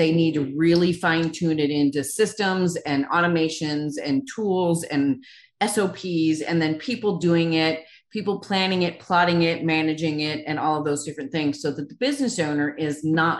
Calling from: Nashville, Tennessee, United States; I am in Nashville, Tennessee.

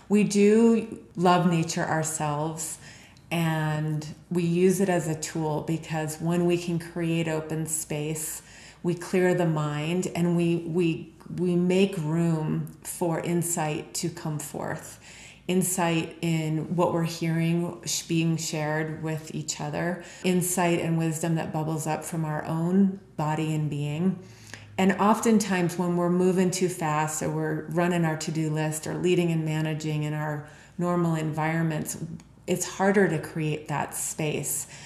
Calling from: Park City, Utah, United States; I'm calling in from Heart Space right now, and out my window is Park City Mountain Resort

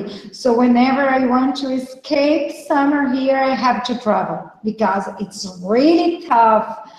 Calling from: South Region, Brazil; Hello for you both. I'm talking from Brazil. I'm in the south of Brazil right now, and I'm a lawyer, and I'm an author also.

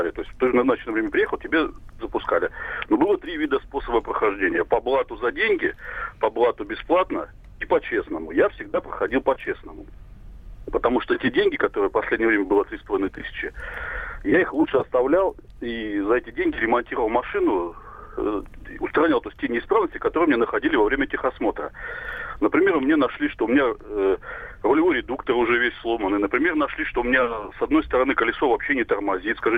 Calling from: Novosibirsk, Novosibirsk Oblast, Russia; Здравствуйте, я из Новосибирска, вам звоню

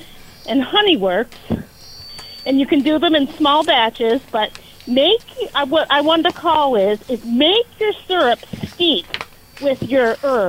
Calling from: Williston, Vermont, United States; I'm calling from North Williston.

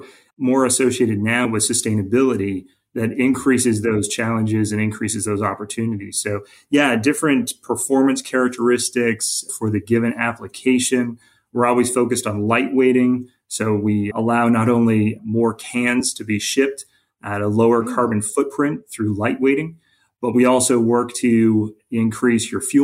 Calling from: Kennesaw, Georgia, United States; we have our hub of our global R&D network in a suburb, Kennesaw, and that's where I'm calling in from.

